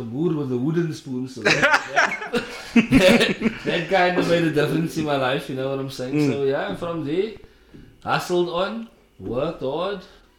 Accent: Cape Town, Western Cape, South Africa; born or raised there; also born or lived in Parkwood, Cape Town

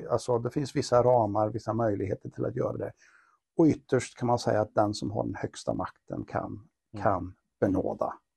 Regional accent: Karlstad, Värmland, Sweden; vi kommer båda från Karlstad och har våra rötter och våra baser här

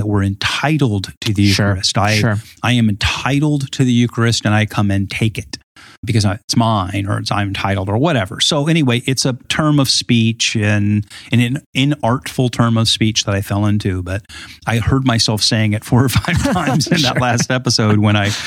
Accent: Southern California, United States; accent: California; moved away; like where I grew up in Southern California.

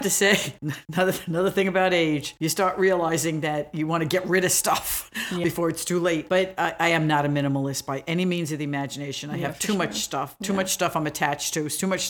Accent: New York City, New York, United States; but I grew up in Brooklyn.

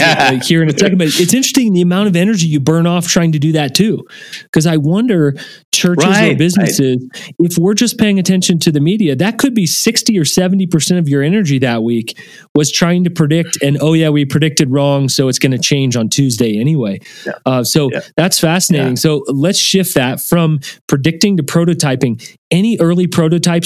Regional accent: Shenandoah Valley, Virginia, United States; moved away; I grew up in the Shenandoahs

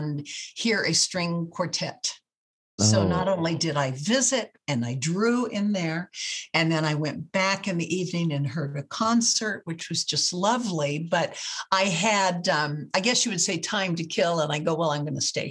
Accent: California, United States; from California

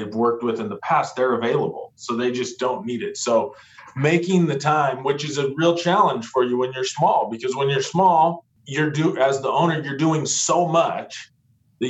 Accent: Yakima, Washington, United States; now in Seattle, United States; I'm from Eastern Washington originally. I'm from Yakima, Washington

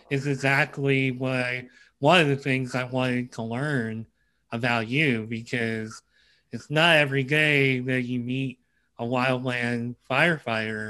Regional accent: Pennsylvania, United States; I'm from Pennsylvania

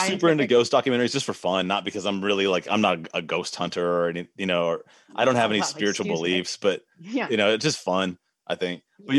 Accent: United States; I have Irish heritage. Obviously, I was born in the United States, but I have, you know, my ancestors are Irish.

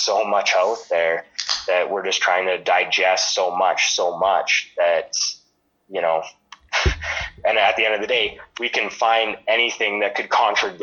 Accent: Lethbridge, Alberta, Canada; growing up in Lethbridge my whole life.

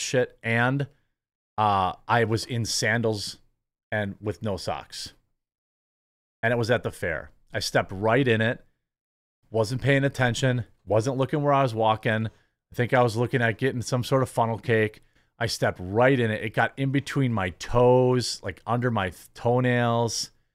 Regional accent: Midwest, United States; as a Midwesterner

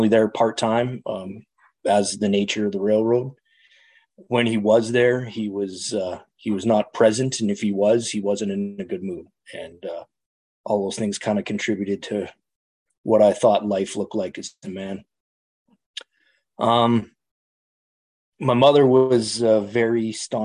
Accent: Calgary, Alberta, Canada; I'm Canadian. I live in Canada. I grew up in a city called Calgary, central west, kind of straight north of Montana

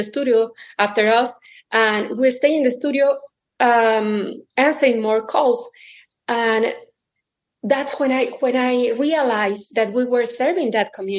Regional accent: Mexico City, Mexico; moved away as an adult; also born or lived in Indiana; now in Omaha, United States; I'm originally from Mexico City. I came to Omaha, Nebraska in 2003

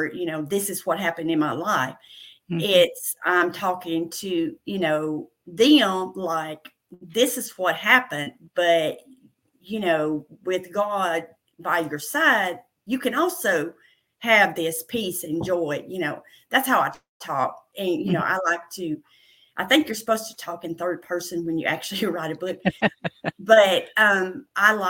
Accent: Middle Tennessee, United States; accent: country, Southern; I was born and raised in Middle Tennessee. I'm a country girl. You can probably tell by my country accent, my Southern accent.

